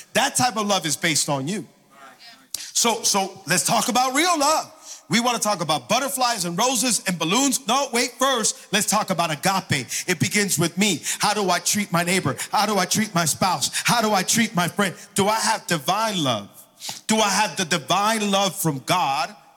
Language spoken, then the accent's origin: English; Miami, Florida, United States; also born or lived in Hialeah; I was born and raised here in Miami, been in church my entire life